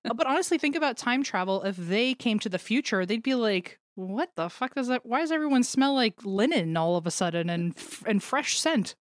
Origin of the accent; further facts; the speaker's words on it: United States; I grew up in the American education system